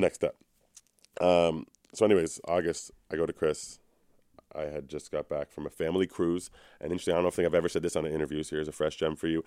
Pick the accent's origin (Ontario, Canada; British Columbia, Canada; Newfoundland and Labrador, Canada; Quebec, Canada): Ontario, Canada; Toronto; I'm from Toronto.